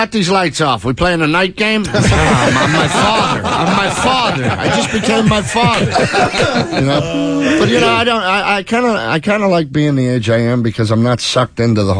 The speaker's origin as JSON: {"language": "English", "region": "Pennsylvania", "country": "United States", "accent": "Pennsylvania", "moved": "yes", "said": "You can tell Pennsylvania no matter where you're at. I'm Pittsburgh, Philly, anywhere in between. We have that accent."}